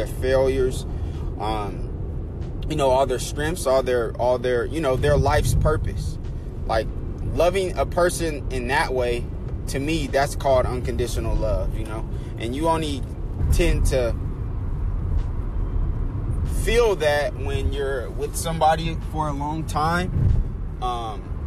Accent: Oakland, California, United States; I was born and raised in Oakland, California. I'm a Bay Area kid

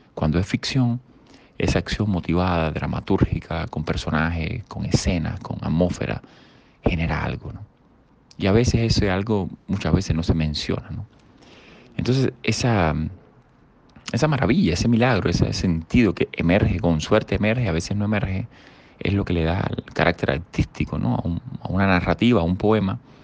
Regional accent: Havana, Cuba; yo desde La Habana iba a esos lugares de nuestra ciudad capital

